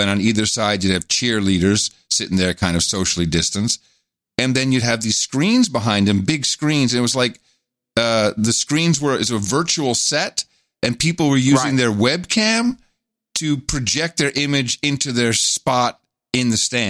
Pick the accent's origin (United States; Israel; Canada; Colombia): Colombia; Medellin, Antioquia; English is a second language; There's something I perceive while growing up in Medellin, Colombia, where classism is very evident.